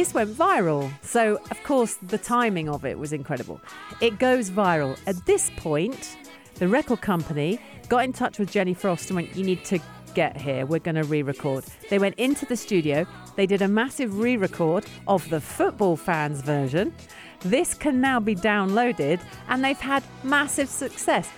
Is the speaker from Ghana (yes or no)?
no; London, United Kingdom; I'm from South London. I'm not from Croydon